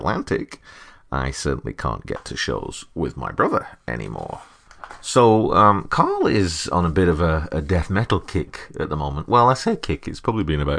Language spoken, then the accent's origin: English; Burnley, North West England, United Kingdom; Being English working class lads from Burnley, we were very much a product of a stone milker culture